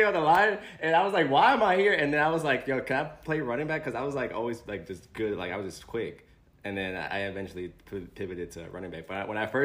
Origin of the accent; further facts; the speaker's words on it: Philadelphia, Pennsylvania, United States; growing up in Philly is definitely rough